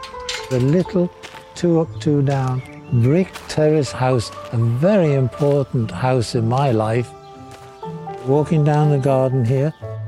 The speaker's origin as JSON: {"language": "English", "town": "Liverpool", "region": "North West England", "country": "United Kingdom", "tie": "born or raised there"}